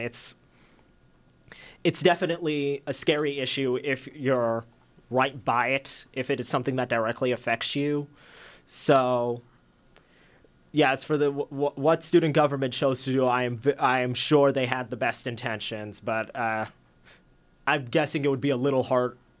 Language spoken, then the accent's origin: English; Surprise, Arizona, United States; I'm from Surprise, a little further than Ethan.